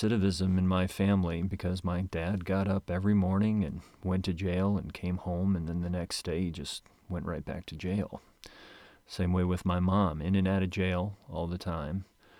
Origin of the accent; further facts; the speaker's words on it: Moline, Illinois, United States; Well, grew up in Moline, Illinois.